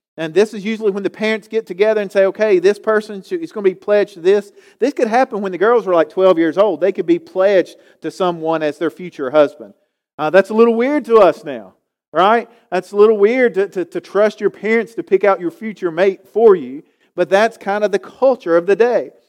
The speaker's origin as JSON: {"language": "English", "town": "Galax", "region": "Virginia", "country": "United States", "tie": "born or raised there", "also_born_or_lived": "Winston-Salem", "moved": "as an adult", "said": "growing up in Galax"}